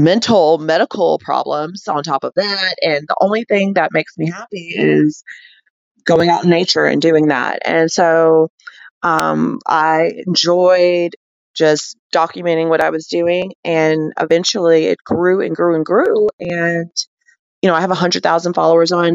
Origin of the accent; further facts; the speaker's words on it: Alabama, United States; moved away as an adult; now in Colorado, United States; I'm from Alabama